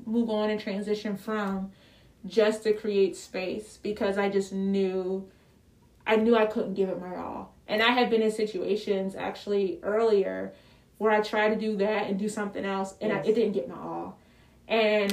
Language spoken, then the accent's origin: English; Philadelphia, Pennsylvania, United States; I'm from Philly.